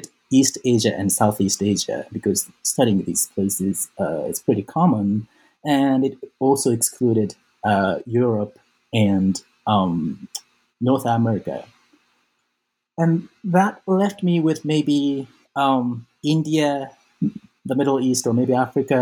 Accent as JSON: {"language": "English", "region": "Osaka", "country": "Japan", "tie": "born or raised there", "moved": "as an adult", "said": "I was born and raised in Japan. I grew up mostly in Osaka"}